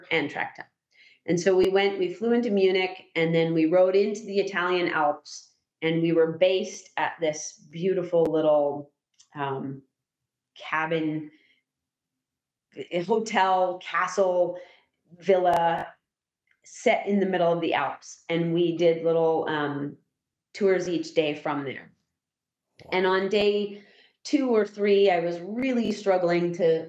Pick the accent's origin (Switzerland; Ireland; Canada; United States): Canada; I'm from Canada.